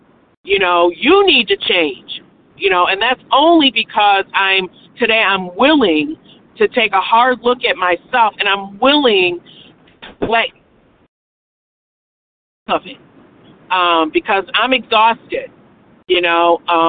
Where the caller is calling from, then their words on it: Michigan, United States; I'm calling in from Michigan.